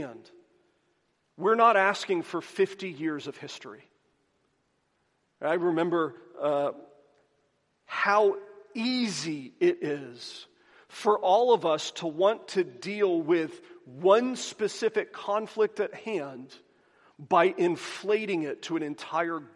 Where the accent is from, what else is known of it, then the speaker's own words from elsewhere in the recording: the South, United States; I am from the South